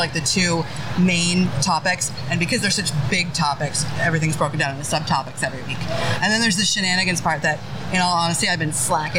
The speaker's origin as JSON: {"language": "English", "region": "Pennsylvania", "country": "United States", "tie": "born or raised there", "said": "I grew up in Pennsylvania"}